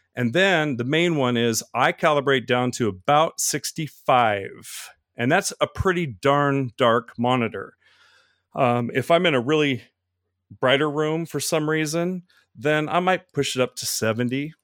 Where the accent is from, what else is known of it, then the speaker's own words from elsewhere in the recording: Oregon, United States; moved away as an adult; now in Florida, United States; I'm from Oregon, the Pacific Northwest, mountains and everything